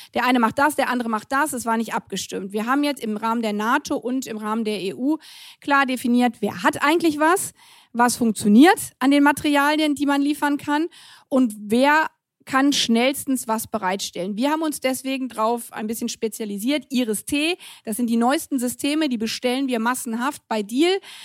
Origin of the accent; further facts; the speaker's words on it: Germany; ich als Deutsche